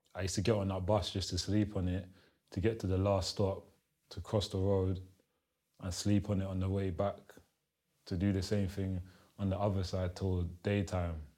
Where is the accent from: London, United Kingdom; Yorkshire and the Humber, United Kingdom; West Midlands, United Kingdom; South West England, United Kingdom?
London, United Kingdom; English is a second language; also born or lived in Kinshasa, Democratic Republic of the Congo; I'm from Congo, Kinshasa, born, raised in London, Southeast Lewisham